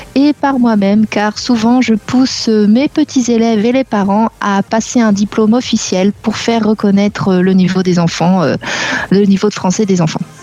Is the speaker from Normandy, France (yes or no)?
yes; Normandy, France; moved away as an adult; also born or lived in South America / Barcelona, Spain; now in Limoges, France; je suis de Normandie